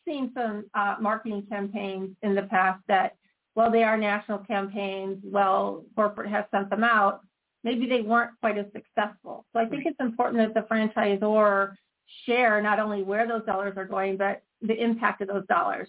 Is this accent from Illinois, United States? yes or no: yes; Chicago, Illinois, United States; we're both from Chicago